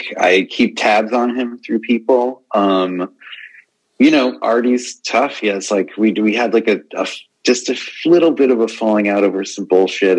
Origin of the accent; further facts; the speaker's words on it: Long Island, New York, United States; I grew up on Long Island, so I mean, I was a Stern guy for sure